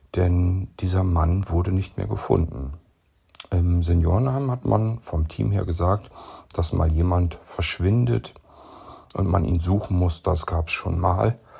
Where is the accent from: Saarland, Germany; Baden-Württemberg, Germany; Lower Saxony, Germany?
Lower Saxony, Germany; zurück nach Niedersachsen in meine Heimat